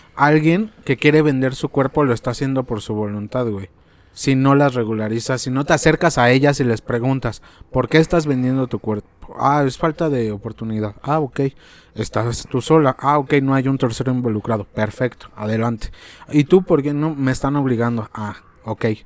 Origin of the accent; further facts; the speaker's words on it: Mexico; nosotros como mexicanos